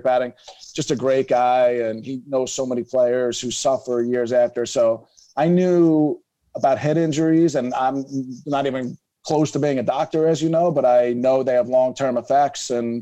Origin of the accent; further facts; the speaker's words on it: Philadelphia, Pennsylvania, United States; I growing up in Philadelphia, I played basketball, soccer